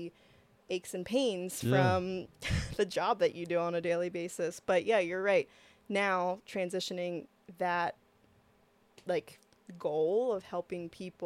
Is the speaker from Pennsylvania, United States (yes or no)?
yes; Lancaster, Pennsylvania, United States; moved away as an adult; also born or lived in Oregon; now in Missoula, United States; we're from Lancaster, Pennsylvania